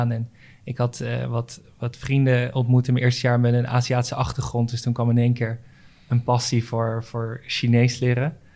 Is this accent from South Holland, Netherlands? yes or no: yes; Maassluis, South Holland, Netherlands; born or raised there; also born or lived in Rotterdam / Schiedam